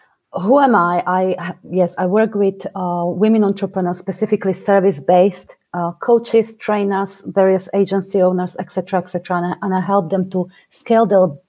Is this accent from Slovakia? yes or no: yes; Slovakia; English is a second language; now in United Kingdom; I come originally from Slovakia. I've been living in the UK for the last 20 years. Never managed to lose my accent, not that I want to.